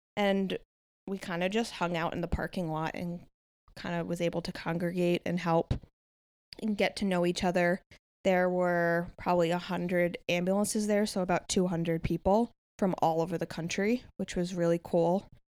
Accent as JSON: {"language": "English", "area": "about forty minutes north of Manhattan", "region": "New York", "country": "United States", "tie": "born or raised there", "moved": "yes", "said": "I was born and raised in New York, about forty minutes north of Manhattan."}